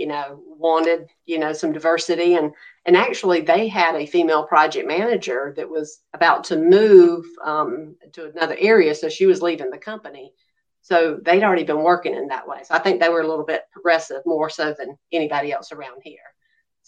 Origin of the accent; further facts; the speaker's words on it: Macon, Georgia, United States; also born or lived in Houston, Texas; came back to Macon, Georgia, my hometown.